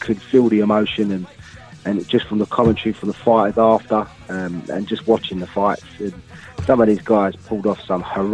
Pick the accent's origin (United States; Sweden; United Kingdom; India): United Kingdom; I'm a British fan